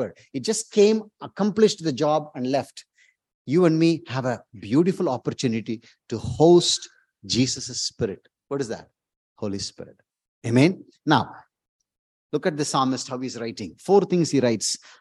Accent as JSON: {"language": "English", "country": "India", "moved": "yes", "said": "from India"}